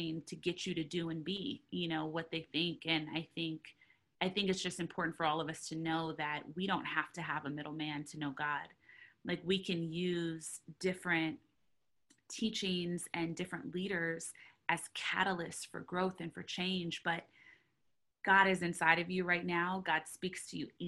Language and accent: English; Southern California, United States; I grew up in Southern California, and I grew up in a lot of places all over Southern California